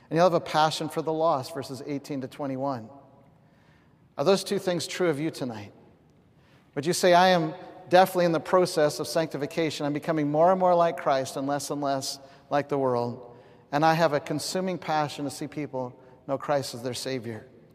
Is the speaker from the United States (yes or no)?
yes; the West, United States; I remember my first time in Greenville, I stopped counting how many Baptist churches I've seen. I'm from the West. You just would never see that.